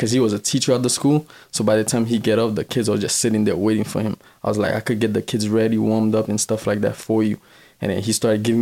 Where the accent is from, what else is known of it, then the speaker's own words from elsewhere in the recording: Miami, Florida, United States; also born or lived in Haiti; I'm Haitian. I'm from Miami, Florida